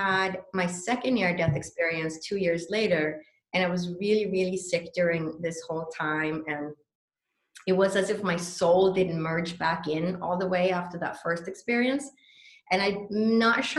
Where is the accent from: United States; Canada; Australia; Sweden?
Sweden; moved away; I was born and raised in Sweden.